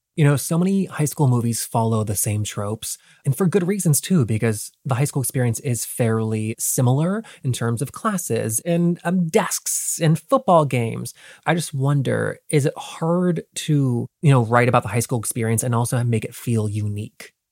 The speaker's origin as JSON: {"language": "English", "region": "North Carolina", "country": "United States", "tie": "born or raised there", "said": "I grew up in North Carolina"}